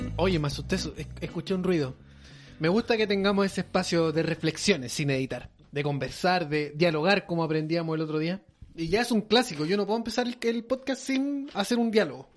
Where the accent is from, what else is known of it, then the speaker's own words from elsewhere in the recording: Chile; nosotros como chilenos